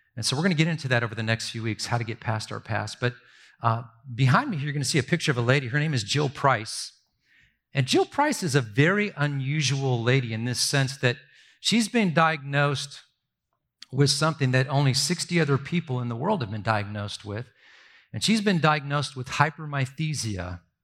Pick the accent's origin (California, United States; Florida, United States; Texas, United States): California, United States; Southern; I grew up in Southern California